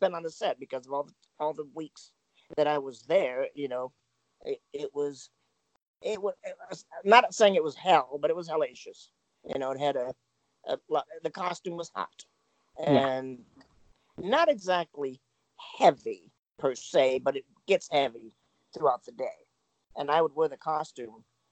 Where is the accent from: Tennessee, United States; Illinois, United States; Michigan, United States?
Michigan, United States; moved away as an adult; also born or lived in California; I come from Michigan